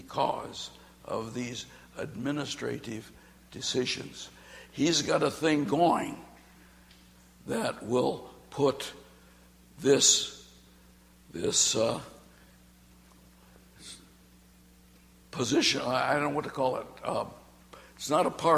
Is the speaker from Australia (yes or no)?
yes; Australia; I'm from Australia